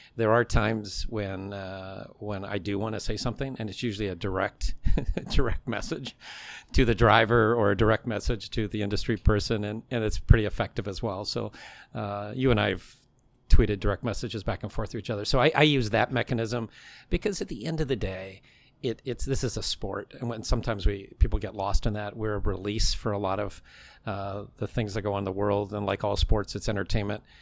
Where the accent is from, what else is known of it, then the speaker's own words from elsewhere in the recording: British Columbia, Canada; moved away as an adult; I was an NASCAR fan growing up in Canada